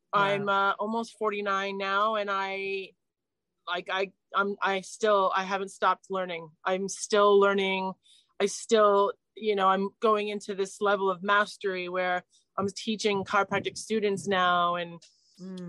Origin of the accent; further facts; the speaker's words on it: New Jersey, United States; moved away as an adult; also born or lived in New York City; now in London, United Kingdom; raised in New Jersey